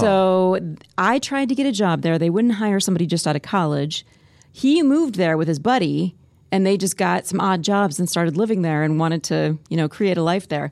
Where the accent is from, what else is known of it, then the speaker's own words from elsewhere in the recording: Spirit Lake, Iowa, United States; moved away; also born or lived in Columbia, Missouri; I grew up in Spirit Lake, just a little town